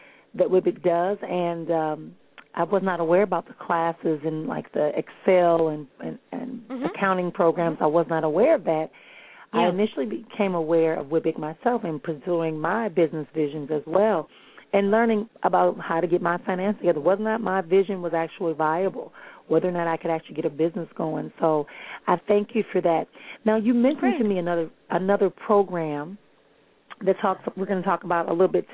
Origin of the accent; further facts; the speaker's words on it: Milwaukee, Wisconsin, United States; my hometown, which is in Milwaukee